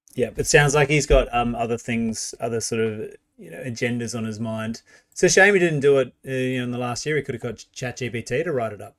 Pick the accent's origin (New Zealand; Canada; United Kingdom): New Zealand; now in Australia; I am from New Zealand originally